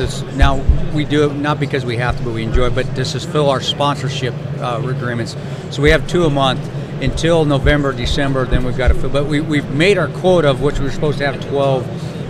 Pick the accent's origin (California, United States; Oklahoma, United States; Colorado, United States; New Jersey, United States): Colorado, United States; Alamosa; also born or lived in Delta, Colorado; We were in Alamosa.